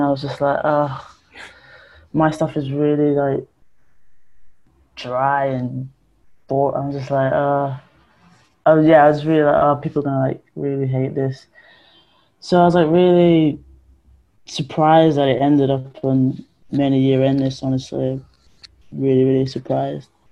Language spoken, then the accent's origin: English; Ponders End, London, United Kingdom; the flats I grew up in Ponders End